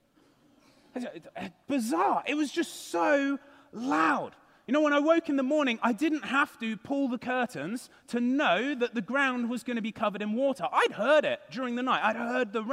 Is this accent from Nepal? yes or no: no; United Kingdom; moved away; I'm from the United Kingdom